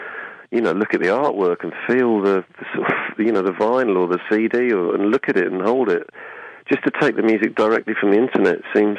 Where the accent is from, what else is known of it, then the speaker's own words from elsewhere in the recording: Aldeburgh, East of England, United Kingdom; in Aldborough, in Suffolk, which is my hometown